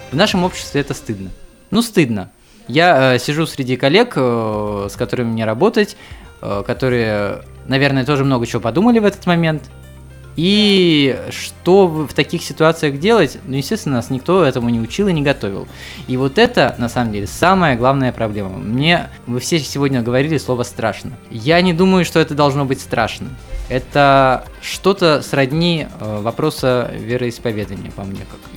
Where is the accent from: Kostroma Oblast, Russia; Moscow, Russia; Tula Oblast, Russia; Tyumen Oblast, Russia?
Kostroma Oblast, Russia; Volgorechensk; Я из Волгореченска, там э, родился, учился и рос.